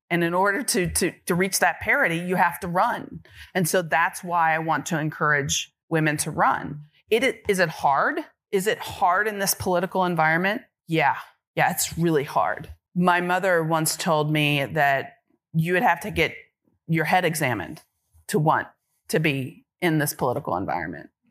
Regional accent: Kentucky, United States; When I grew up in Kentucky, I wanted to be a fighter pilot

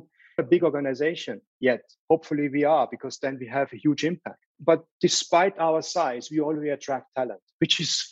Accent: Salzburg, Austria; moved away; I grew up in Salzburg

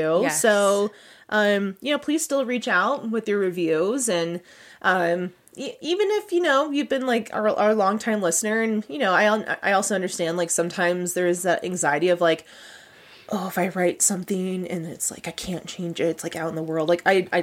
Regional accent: Gilroy, California, United States; I grew up in Gilroy, mm-hmm. so the garlic capital of the world

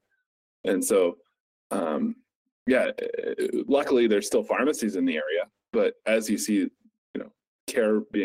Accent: Somerset, Pennsylvania, United States; moved away as an adult; now in Pittsburgh, United States; my hometown, Somerset, PA

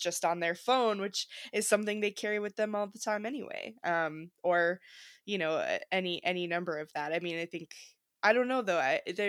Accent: Wisconsin, United States; So I grew up in Wisconsin and my family was really involved in community theater

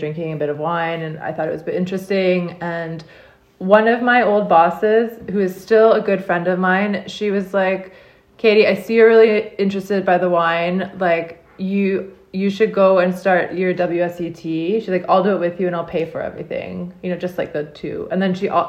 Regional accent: Ottawa, Ontario, Canada; moved away as an adult; also born or lived in Prince Edward County, Canada; now in Jura, France; I was born and I grew up in Ottawa, Canada

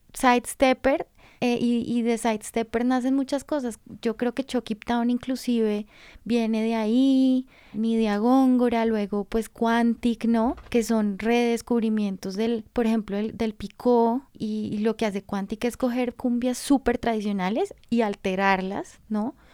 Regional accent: Colombia

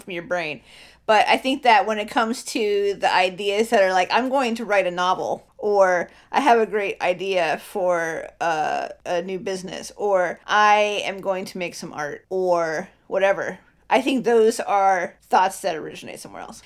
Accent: Ohio, United States; I was born in Ohio, baby. I've been in Ohio for fucking too long.

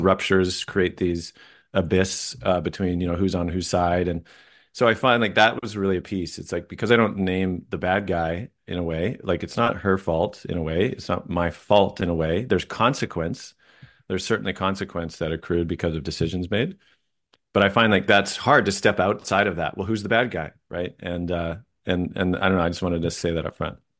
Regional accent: Vancouver, British Columbia, Canada; I grew up in Vancouver, just outside in the suburbs

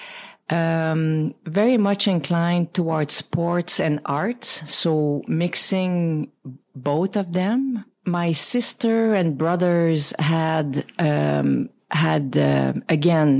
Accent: Val-des-Sources, Quebec, Canada; English is a second language; moved away as an adult; also born or lived in Sherbrooke; my dad was from my hometown, like used to call Asbestos, small mining town. Now renamed 3 or 4 years ago, Val des Sources

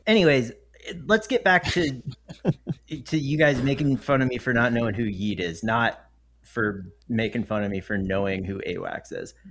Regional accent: the South, United States; I grew up in the South

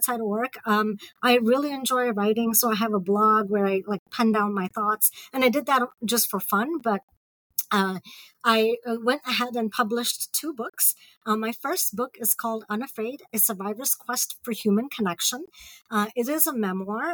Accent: Mumbai, Maharashtra, India; moved away as an adult; also born or lived in Ohio, United States / Peoria, Illinois / United Kingdom; now in Columbus, Indiana, United States; I grew up in Bombay.

